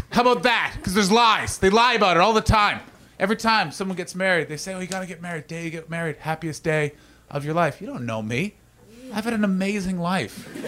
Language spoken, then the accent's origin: English; Canada; I'm Canadian, by the way, because all of you suddenly turned being like, "That's not a British